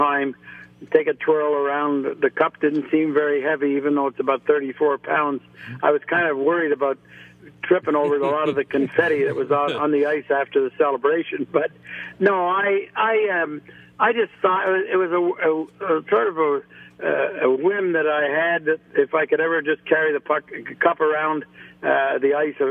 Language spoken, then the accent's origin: English; Montreal, Quebec, Canada; I grew up in Montreal